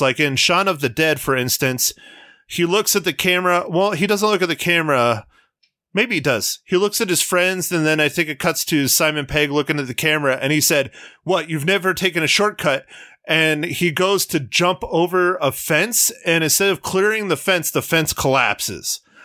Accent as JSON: {"language": "English", "country": "United States", "said": "being an American"}